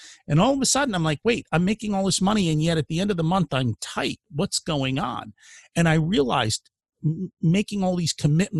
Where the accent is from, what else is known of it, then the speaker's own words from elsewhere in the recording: India; now in United States; I'm an immigrant from India